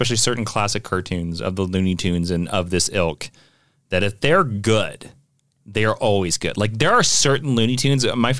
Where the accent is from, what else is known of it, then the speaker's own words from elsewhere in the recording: United States; as an American